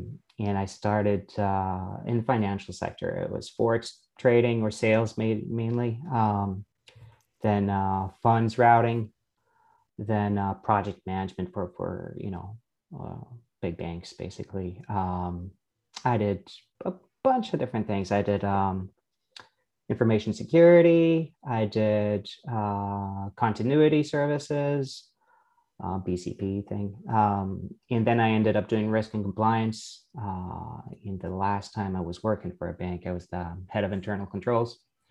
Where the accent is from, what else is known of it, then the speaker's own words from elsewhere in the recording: Canada; also born or lived in France; So I'm Canadian and French. I'm both. Raised in both languages at the same time, which makes your life much easier.